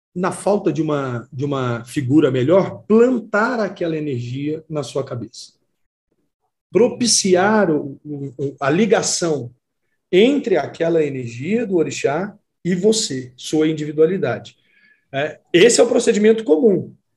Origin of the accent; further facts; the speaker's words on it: Campos Altos, Minas Gerais, Brazil; moved away as an adult; also born or lived in Contagem, Minas Gerais / Uberlândia, Minas Gerais; now in Pires do Rio, Brazil; eu saí de uma cidadezinha onde eu nasci, chamada Campos Altos, e fui morar sozinho em Contagem